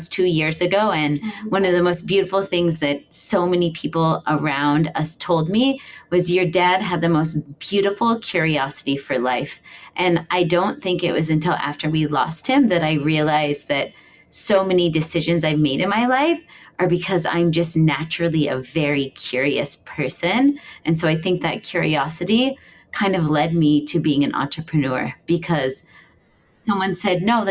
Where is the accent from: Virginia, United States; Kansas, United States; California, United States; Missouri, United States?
Missouri, United States; moved away as an adult; now in Hawaii, United States; I'm from Missouri. I moved to Hawaii when I was 19 years old.